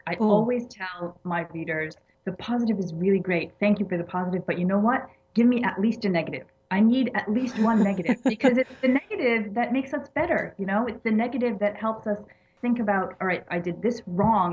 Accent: Massachusetts, United States; accent: American; moved away as an adult; now in Egypt; I was born and raised in Massachusetts

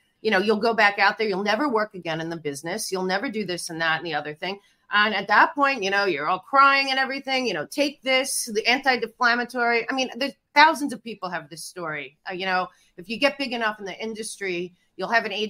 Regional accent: Philadelphia, Pennsylvania, United States; moved away as an adult; also born or lived in New York City / Hollywood; I'm from Philadelphia, but I went to NYU

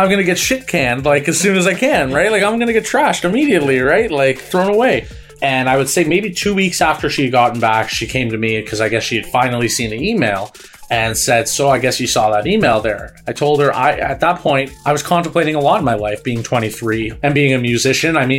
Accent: Markham, Ontario, Canada; also born or lived in Toronto / Bradford; I'm originally from Markham.

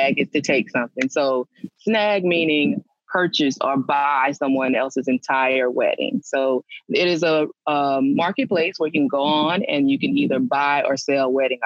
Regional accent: Louisiana, United States; I'm from Louisiana

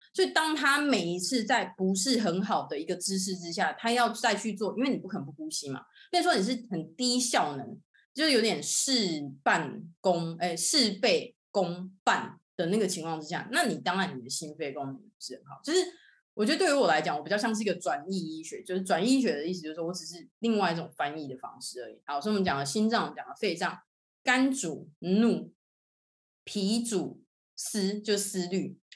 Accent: Tainan, Taiwan; 我是成大毕业的，然后我是台南人

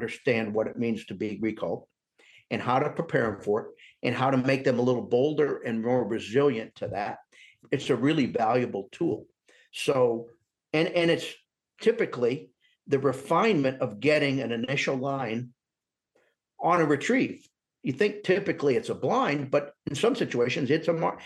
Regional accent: Northern Indiana, United States; moved away; I grew up in Northern Indiana

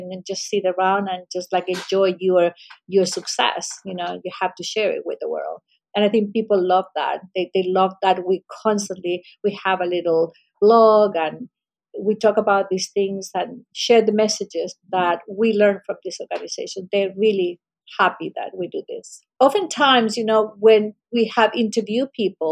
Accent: Chile; moved away; I come from Chile, we have an incredible ocean all along the country.

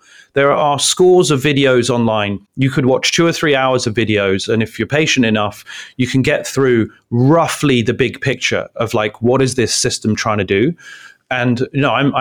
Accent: London, United Kingdom; now in Palo Alto, United States; I grew up on Caledonian Road in London, Council Estate

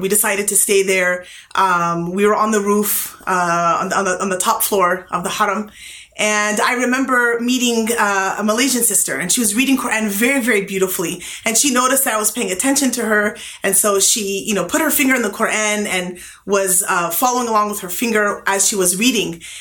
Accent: California, United States; I was from California

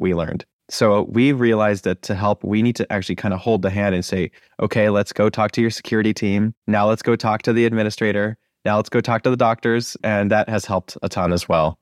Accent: Acton, Massachusetts, United States; I grew up in Acton, Massachusetts

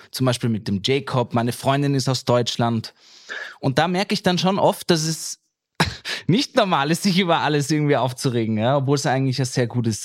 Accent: Vienna, Austria; ich fühle mich dann doch als Wiener auf jeden Fall, weil ich hier geboren und aufgewachsen bin

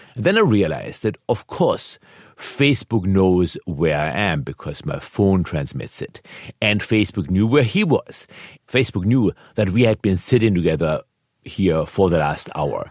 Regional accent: Germany; moved away; I was born in Germany.

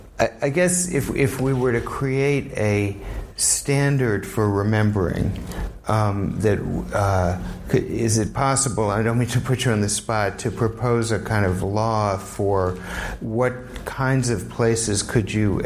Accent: New Orleans, Louisiana, United States; now in New York, United States; my hometown of New Orleans just removed three statues. My current hometown of New York

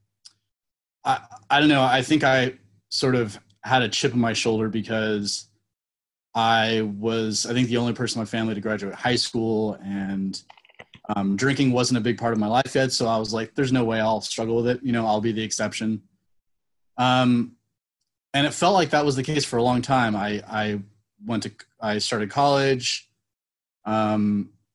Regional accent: Napa, California, United States; I grew up in Napa

